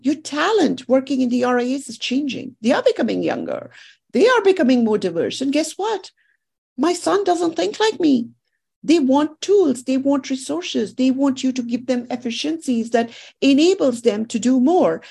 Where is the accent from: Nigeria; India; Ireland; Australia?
India; moved away; I grew up in India